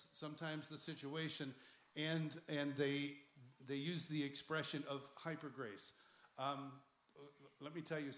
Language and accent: English; Ireland; Well, I'm Irish.